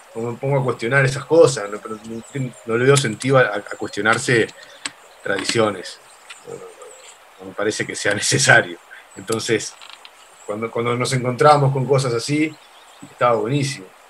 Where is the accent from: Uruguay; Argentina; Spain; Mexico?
Uruguay; Nosotros en Uruguay somos, somos sudamericanos, pero somos bastante europeos en tradición